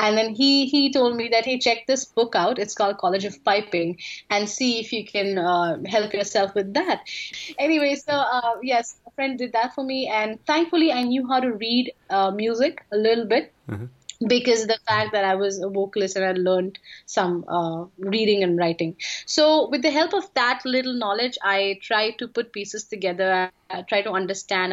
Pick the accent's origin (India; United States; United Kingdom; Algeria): India; I'm from India.